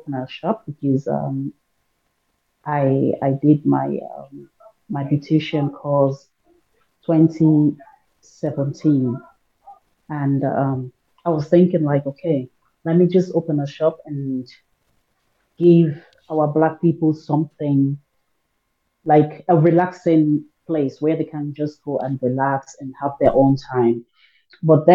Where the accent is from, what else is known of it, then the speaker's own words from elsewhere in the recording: Sierra Leone; now in Germany; I automatically say Sierra Leone. I'm from Africa